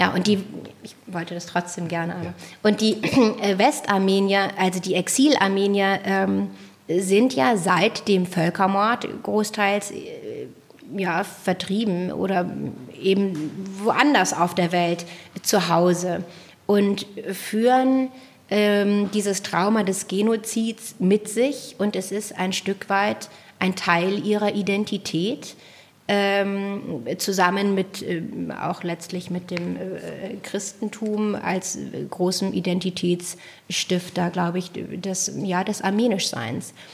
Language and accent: German; Germany; als Deutsche